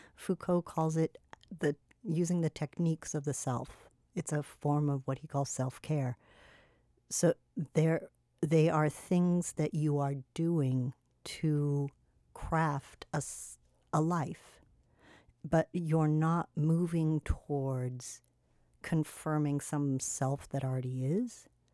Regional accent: California, United States; moved away; I grew up with in California

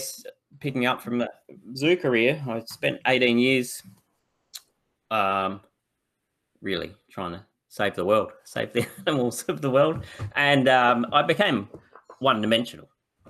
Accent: Broken Hill, New South Wales, Australia; I grew up in Broken Hill, so Central West.

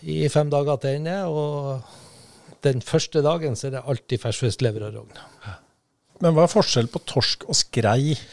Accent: Bodø, Nordland, Norway; Uh, nei, ikke etter jeg var vel fem, når fattern og mutter'n eh, bygde nytt hus, fem-seks år eller noe sånt, før vi flytta ut av byen og med i vanlig bolighus og nybyggerfelt.

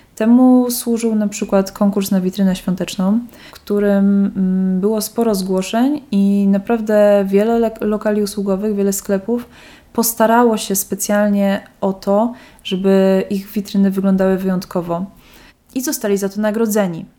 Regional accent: Kraków, Lesser Poland, Poland; now in Wrocław, Poland

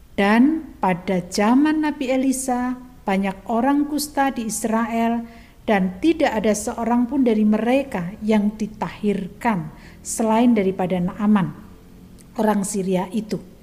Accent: Java, Indonesia; kita sebagai orang Jawa

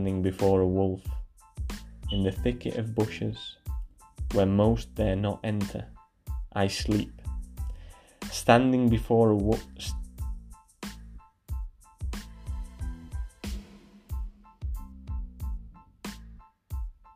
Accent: Barcelona, Catalonia, Spain; I grew up in Catalonia, in Barcelona

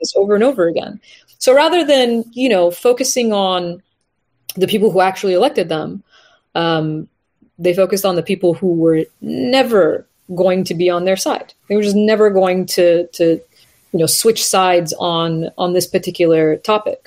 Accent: United States; as an Iranian American, right, someone who is of Iranian heritage, but born and raised in the United States

